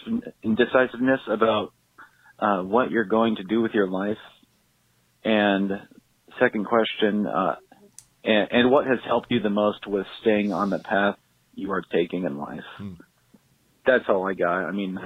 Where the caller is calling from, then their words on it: Portland, Oregon, United States; I'm calling from Portland, Oregon.